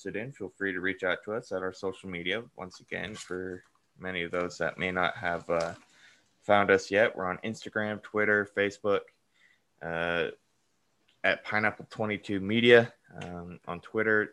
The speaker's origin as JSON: {"language": "English", "region": "Colorado", "country": "United States", "said": "being from Colorado"}